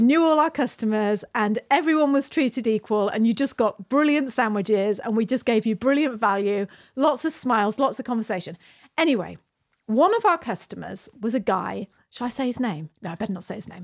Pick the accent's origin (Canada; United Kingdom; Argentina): United Kingdom; moved away as an adult; now in New Zealand; We live in New Zealand. We're British. We emigrated to New Zealand fourteen years ago.